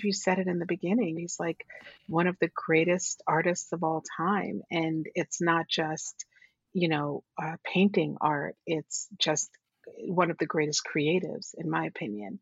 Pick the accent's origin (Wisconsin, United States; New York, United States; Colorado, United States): New York, United States; New York City; also born or lived in Puerto Rico; we grew up in Borough Hill, Brooklyn